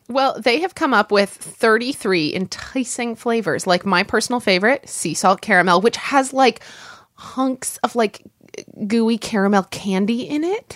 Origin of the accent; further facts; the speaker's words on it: Midwest, United States; growing up in the Midwest, as I did, i, in the eighties